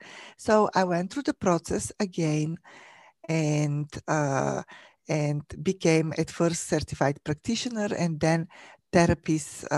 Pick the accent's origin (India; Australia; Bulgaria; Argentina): Bulgaria; moved away as an adult; now in United States; I was born and raised in Bulgaria, in Europe.